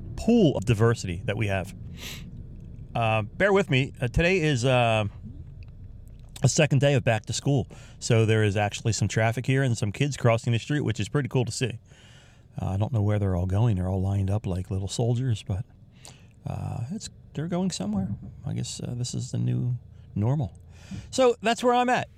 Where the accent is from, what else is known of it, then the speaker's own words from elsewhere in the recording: United States; I'm from the United States of America here.